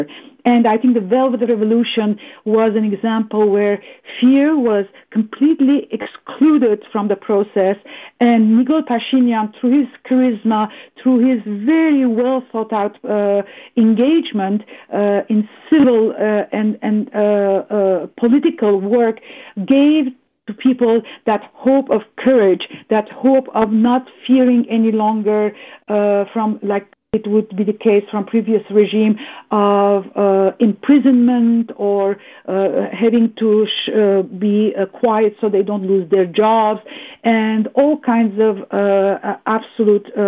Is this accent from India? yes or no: no; Canada; a Canadian diasporan Armenian